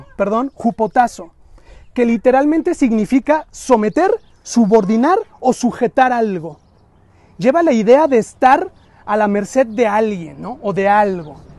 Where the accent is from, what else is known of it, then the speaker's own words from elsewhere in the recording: Mexico; culturalmente los mexicanos somos muy familiaros